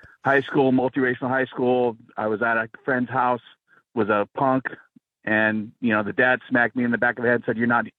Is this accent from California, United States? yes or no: yes; Southern California, United States; I'm an educator, retired. I grew up in SoCal, multiracial high school, elementary school.